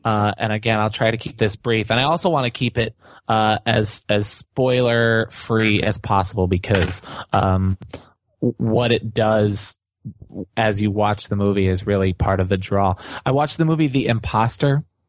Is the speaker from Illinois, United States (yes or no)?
yes; Chicago, Illinois, United States; growing up in Chicago